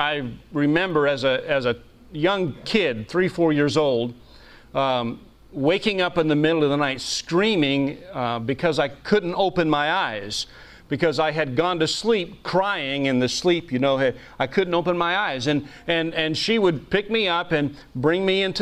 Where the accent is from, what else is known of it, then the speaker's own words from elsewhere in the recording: New England, United States; I was raised mostly in New England, very liberal part of the country